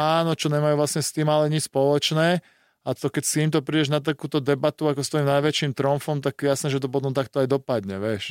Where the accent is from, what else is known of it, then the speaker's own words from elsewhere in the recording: Bratislava, Bratislava Region, Slovakia; doma v Bratislave